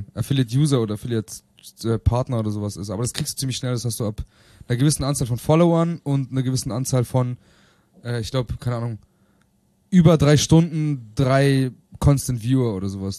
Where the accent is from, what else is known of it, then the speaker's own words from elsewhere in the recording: Bielefeld, North Rhine-Westphalia, Germany; moved away; meiner Heimatstadt Bielefeld